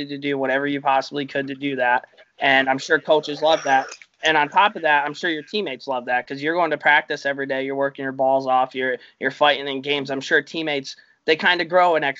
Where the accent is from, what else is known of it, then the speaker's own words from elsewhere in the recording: Saratoga Springs, New York, United States; I'm from Saratoga.